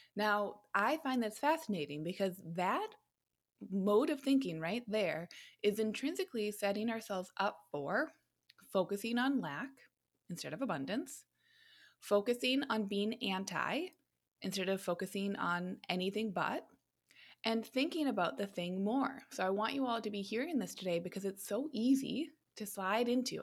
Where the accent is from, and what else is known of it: United States